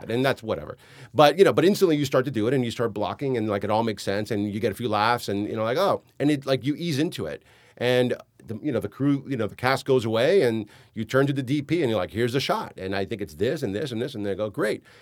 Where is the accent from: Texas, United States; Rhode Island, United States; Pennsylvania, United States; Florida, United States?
Florida, United States; Hialeah; also born or lived in New York City; I grew up in Hialeah